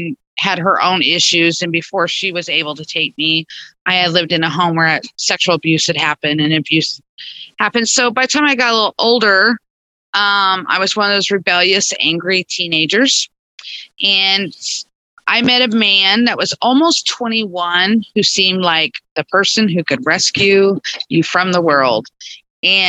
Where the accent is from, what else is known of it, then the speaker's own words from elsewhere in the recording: Stella, Missouri, United States; also born or lived in Neosho, Missouri; I grew up around Stella, Missouri and Neosho.